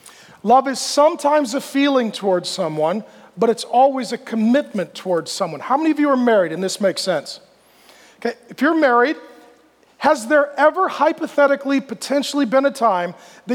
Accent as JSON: {"language": "English", "region": "Washington", "country": "United States", "tie": "born or raised there", "also_born_or_lived": "Grand Forks, North Dakota", "lives_now": "Texas, United States", "said": "so I was born in Grand Forks, North Dakota, and then my family moved to Washington, lived there. I've moved down to Phoenix more recently."}